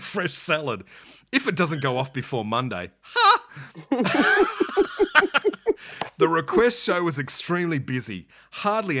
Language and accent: English; Adelaide, South Australia, Australia; we're from Adelaide